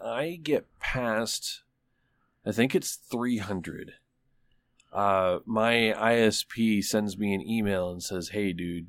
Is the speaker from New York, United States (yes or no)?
no; Michigan, United States; now in Tulsa, United States; I mean, they were talking about getting fiber in my hometown in Michigan. And this is a backwards little fucking, like, nowhere place.